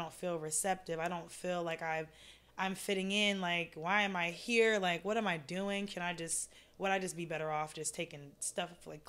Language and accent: English; Raleigh, North Carolina, United States; also born or lived in Clayton, North Carolina; now in California, United States; I am from North Carolina, but I grew up in Clayton and Raleigh.